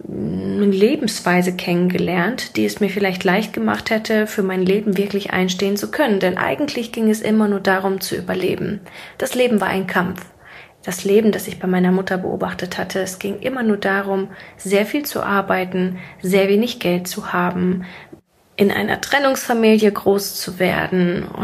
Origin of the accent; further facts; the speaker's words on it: Siberia, Russia; born there; ich bin sehr, sehr ärmlich aufgewachsen. Ich komme ursprünglich gebürtig aus Sibirien und bin mit einem Alkoholikervater groß geworden.